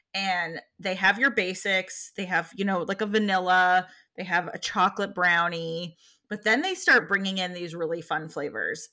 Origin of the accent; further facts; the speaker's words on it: California, United States; moved away; growing up in California and going to San Francisco and going to culinary school in San Francisco